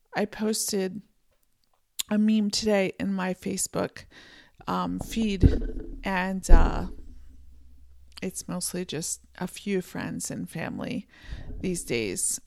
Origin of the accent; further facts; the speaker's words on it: Pennsylvania, United States; moved away as an adult; also born or lived in California; now in Montana, United States; I grew up in Pennsylvania, we had mountains